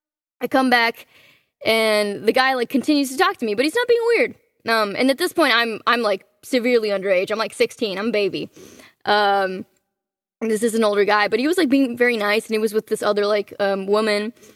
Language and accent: English; Miami, Florida, United States; also born or lived in Cancun, Mexico; Well, I was born in Cancun, Mexico. When I was about a year old, we moved to Miami and then kind of ping-ponged around the United States. I moved back to Mexico for a while. I did school there.